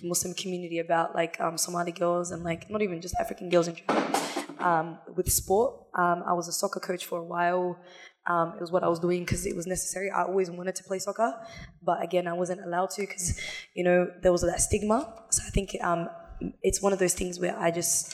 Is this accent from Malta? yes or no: no; Australia; living in Australia, I was raised here, born here, Northside.